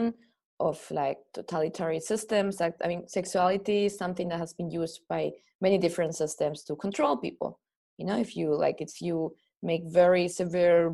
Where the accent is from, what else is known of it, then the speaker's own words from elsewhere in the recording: Spain; growing up in Spain, which is a very Catholic country